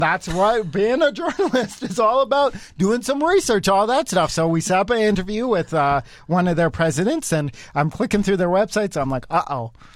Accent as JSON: {"language": "English", "town": "Cochrane", "country": "Canada", "tie": "born or raised there", "said": "growing up in Cochrane"}